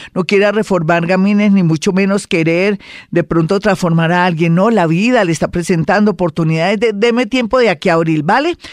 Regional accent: Colombia; somos colombianos

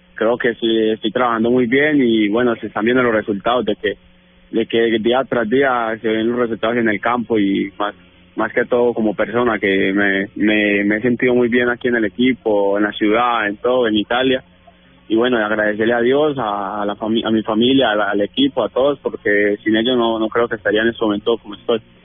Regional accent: Colombia; moved away as an adult; now in Italy; aquí ya saben que soy colombiano

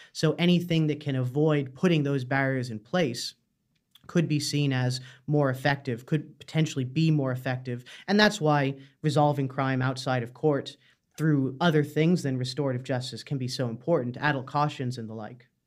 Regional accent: Canada; moved away as an adult; now in Dublin, Ireland; I'm from Canada originally, but I've lived in Ireland about five years now.

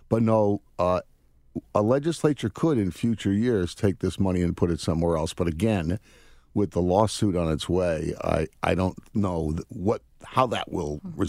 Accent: Connecticut, United States; I grew up in Connecticut, so I understand how things work a little bit there. In fact, I graduated from Lewis Mills High School over in Burlington.

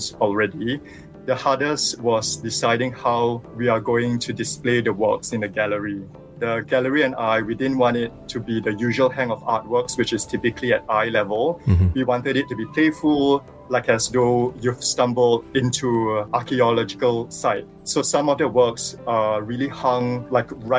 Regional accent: Singapore; I was born and raised here in Singapore

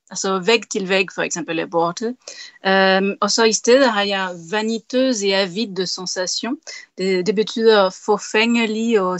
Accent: Tarm, Central Denmark Region, Denmark; born there; jeg blev født i Tarm, så for mig er uh, meter i sekundet er noget meget specielt.

